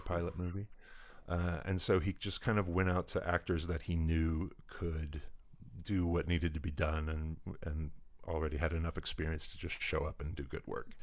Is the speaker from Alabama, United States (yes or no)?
no; Indianapolis, Indiana, United States; I grew up in Indianapolis, Indiana